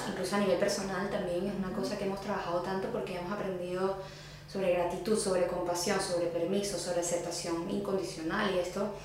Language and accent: Spanish; Venezuela; ser venezolana y llegar a un lugar donde no te veas tan venezolana es como que será que soy suficientemente venezolana.